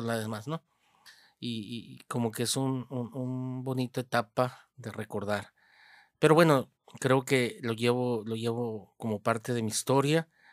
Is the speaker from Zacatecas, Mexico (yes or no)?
no; Hermosillo, Sonora, Mexico; also born or lived in Moctezuma, Sonora; de pequeño, de, unos 6, 7 años, pues mi familia eh, migró para acá, para Hermosillo. Y este, bueno, desde entonces, pues aquí ha sido Hermosillo la casa donde he crecido